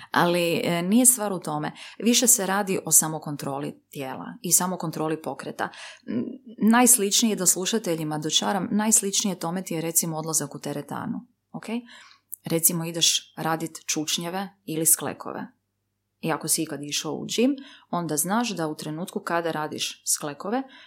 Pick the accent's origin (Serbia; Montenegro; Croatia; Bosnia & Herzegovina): Bosnia & Herzegovina; Livno, Federation of Bosnia and Herzegovina; sam ja porijeklom iz Livna